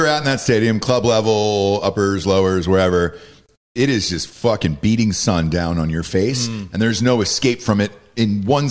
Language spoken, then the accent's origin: English; Atlanta, Georgia, United States; I'm from Atlanta